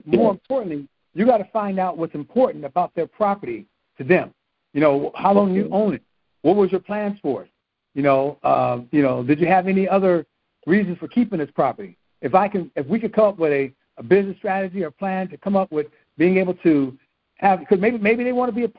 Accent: California, United States; I'm being from California

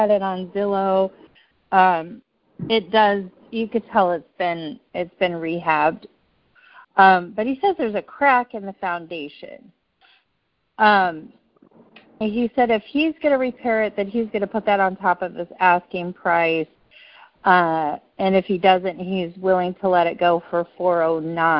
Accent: Kansas City, United States; I'm from Kansas City.

